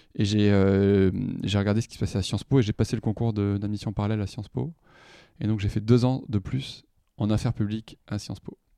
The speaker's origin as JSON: {"language": "French", "town": "Toulouse", "region": "Occitania", "country": "France", "tie": "born or raised there", "said": "je suis né en 83, c'est un petit moment déjà, à Toulouse, dans le sud-ouest"}